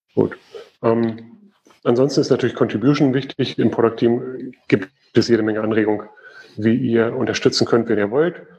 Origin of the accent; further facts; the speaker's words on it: Germany; Bei uns in Deutschland